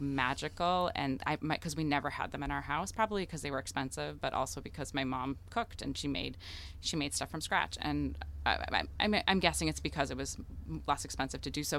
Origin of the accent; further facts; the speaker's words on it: United States; first language Russian; English is a second language; the child of immigrants in the United States